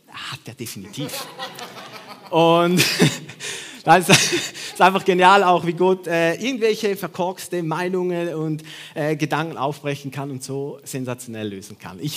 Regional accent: Switzerland; Ich bin Schweizer.

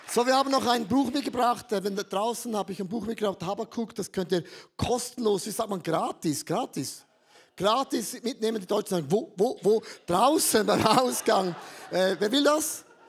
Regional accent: Switzerland; ich bin ein Schweizer, wir sind ja neutral

